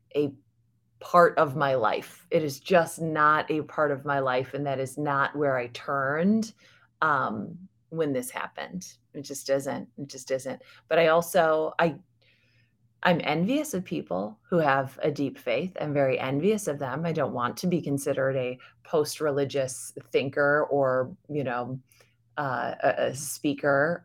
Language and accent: English; United States; I'm American. I was raised in America.